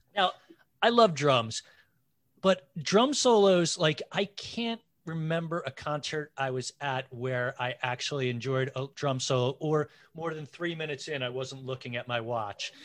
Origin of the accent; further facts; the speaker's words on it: Belmar, New Jersey, United States; my hometown of Belmar